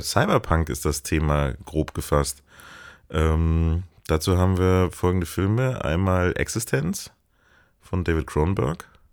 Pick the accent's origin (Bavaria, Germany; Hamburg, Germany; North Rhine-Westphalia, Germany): Hamburg, Germany; ich komme auch aus Hamburg